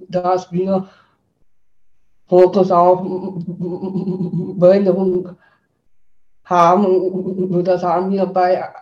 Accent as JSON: {"language": "German", "region": "Vienna", "country": "Austria", "said": "ich komme aus Wien"}